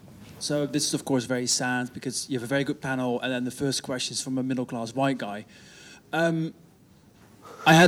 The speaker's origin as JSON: {"language": "English", "country": "Netherlands", "moved": "yes", "said": "I'm not British, I'm Dutch"}